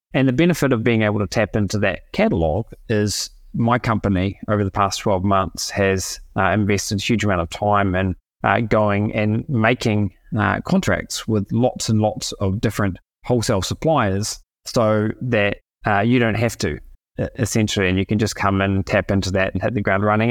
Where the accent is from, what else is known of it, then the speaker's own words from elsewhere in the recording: New Zealand; moved away as an adult; now in Argentina; I'm from New Zealand originally.